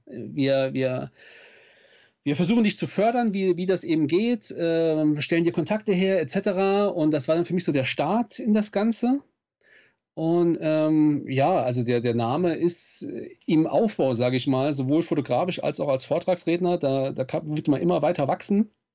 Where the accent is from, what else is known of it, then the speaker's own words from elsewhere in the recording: Saarland, Germany; Ich komme aus dem Saarland, aus Südwestdeutschland